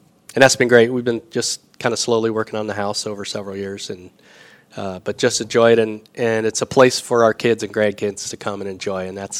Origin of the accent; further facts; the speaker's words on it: Michigan, United States; moved away as an adult; also born or lived in Indianapolis, Indiana; now in Winona Lake, United States; I was from Michigan.